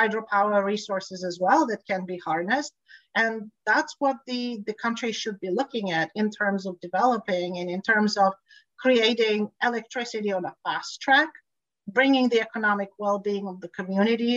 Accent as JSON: {"language": "English", "country": "Tanzania", "tie": "born or raised there", "also_born_or_lived": "Bulgaria", "moved": "yes", "lives_now": "California, United States", "said": "I grew up in East Africa, Tanzania, so I'm very familiar with the area."}